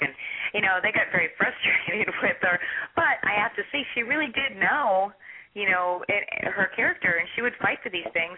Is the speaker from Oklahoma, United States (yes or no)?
no; Pittsburgh, Pennsylvania, United States; moved away as an adult; a girl that was coming up from Pittsburgh of all places, had never done anything